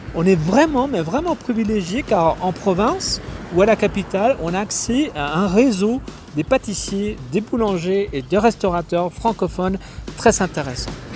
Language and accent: French; Mexico; Je suis mexicain